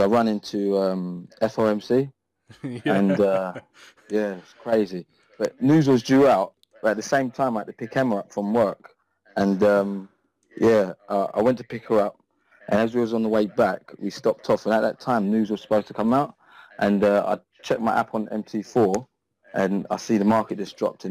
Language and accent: English; London, United Kingdom; moved away as an adult; now in Essex, United Kingdom; I grew up in London